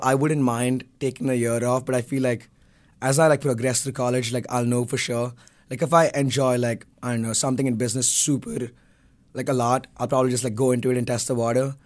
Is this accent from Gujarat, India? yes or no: no; Bangalore, Karnataka, India; moved away as an adult; I'm from Bangalore, India